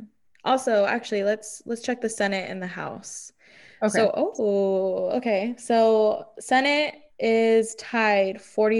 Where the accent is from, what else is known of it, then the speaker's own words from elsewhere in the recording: Chula Vista, California, United States; growing up in Chula Vista is a fucking privilege.